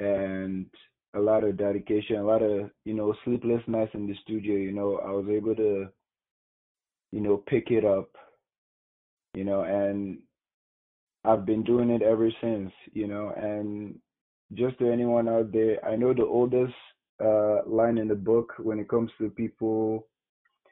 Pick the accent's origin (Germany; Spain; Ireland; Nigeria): Nigeria; moved away as an adult; now in United States; I was born and brought up in Nigeria, went to school, high school in Nigeria